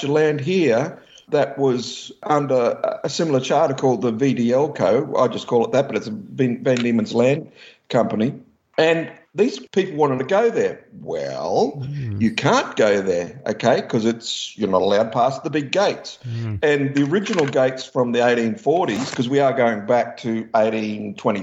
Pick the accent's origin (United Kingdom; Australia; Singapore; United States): Australia